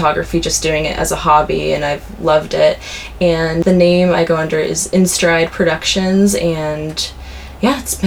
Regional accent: Orange County, California, United States; moved away as an adult; now in Santa Barbara, United States; I grew up in Orange County

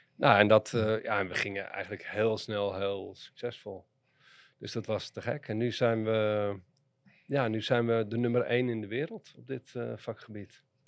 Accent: Amsterdam, North Holland, Netherlands; Maar ik ben geboren en getogen in Amsterdam. En opgegroeid in Amsterdam-West, in Nieuw-West.

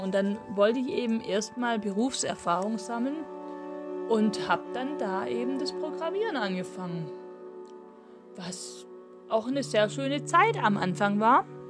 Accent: Swabia, Baden-Württemberg, Germany; accent: Swabian; also born or lived in Mühlacker / Großglattbach; im Schwäbischen sozusagen hört man natürlich auch an meiner Aussprache, an meinem Dialekt

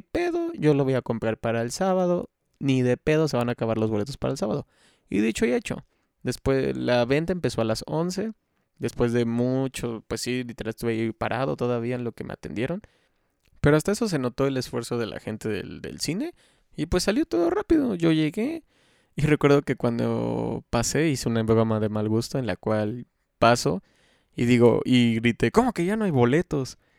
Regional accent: Xalapa, Veracruz, Mexico; yo soy de Jalapa, Veracruz, México

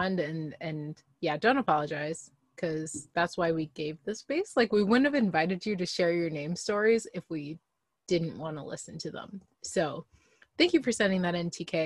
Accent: Midwest, United States; me being from the Midwest

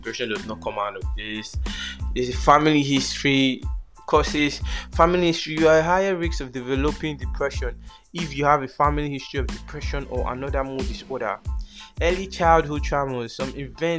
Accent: Nigeria; As an African child or as a Nigerian child, which I am. I'm Nigerian. I'm proud Nigerian.

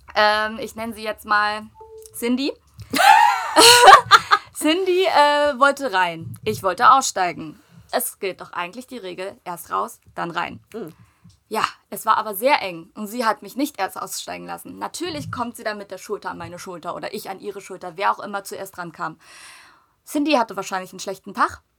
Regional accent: Germany; also born or lived in South Korea; vor meinem ersten Geburtstag sind wir ja nach Deutschland gezogen

